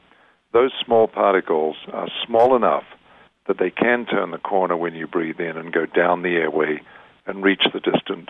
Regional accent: Australia; accent: Australian; moved away as an adult; now in San Diego, United States; Well, I'm actually Australian, as you may tell from my accent. I grew up and did my medical training in Australia, came to San Diego in 1970 to do research training at UCSD and stayed.

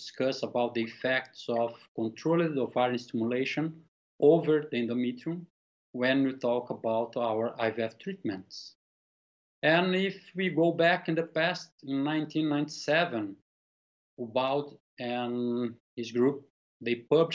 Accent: Brazil; I'm from Brazil.

